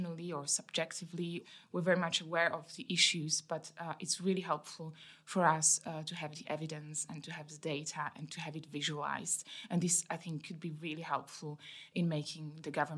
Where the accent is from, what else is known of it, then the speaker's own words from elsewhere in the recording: Slovakia; also born or lived in Bermondsey, London; now in London, United Kingdom; I come from Slovakia, which had been part of former Czechoslovakia